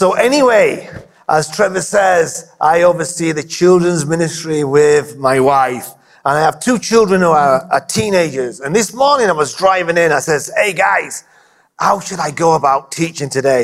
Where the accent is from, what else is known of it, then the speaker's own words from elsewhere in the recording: England, United Kingdom; being English